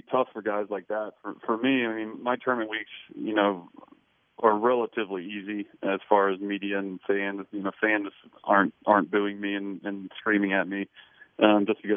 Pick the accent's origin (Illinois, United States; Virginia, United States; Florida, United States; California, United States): Virginia, United States; Blacksburg; I grew up in Blacksburg up the road